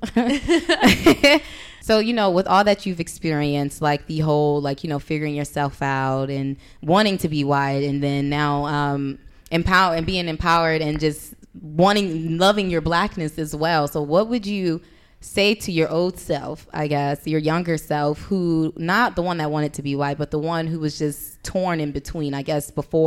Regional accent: Compton, California, United States; moved away as an adult; also born or lived in Orange County, California; I'm from Compton in L.A., the hood. But then I went to Orange County for college.

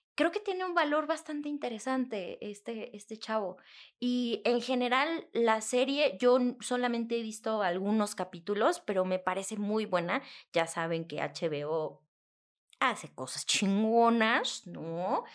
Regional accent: Mexico; nosotros como mexicanos

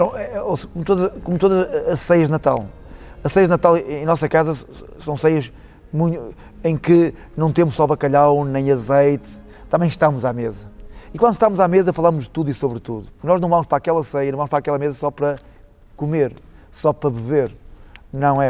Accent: Portugal

